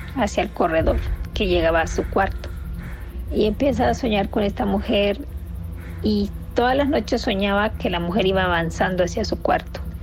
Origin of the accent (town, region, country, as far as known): Nicaragua; moved away